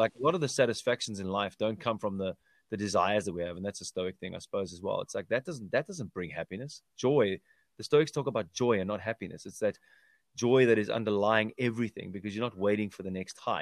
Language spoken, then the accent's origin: English; South Africa; growing up in South Africa with my parents